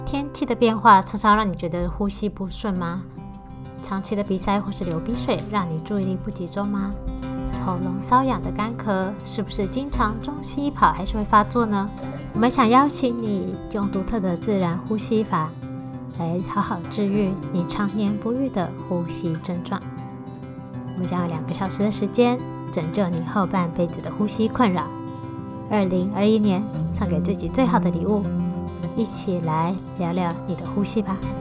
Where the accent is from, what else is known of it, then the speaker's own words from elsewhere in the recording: Taiwan; 我自己是身为土生土长的台湾人，从小吃着各种酱汁长大